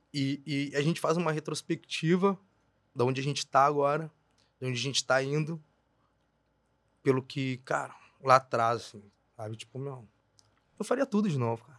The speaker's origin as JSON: {"language": "Portuguese", "country": "Brazil", "said": "eu sou da Sefer, para quem é daqui sabe, né? Eu faço divisa com a Bom Jesus"}